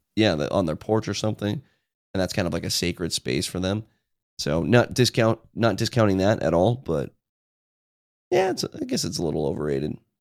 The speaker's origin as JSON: {"language": "English", "country": "United States", "said": "I'm from Washington"}